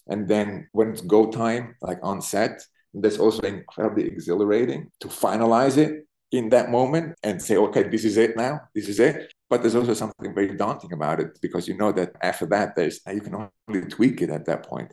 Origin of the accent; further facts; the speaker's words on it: Zurich, Switzerland; moved away as an adult; also born or lived in Berlin, Germany; now in New York, United States; I was born in Zurich, in Switzerland. I grew up in Zurich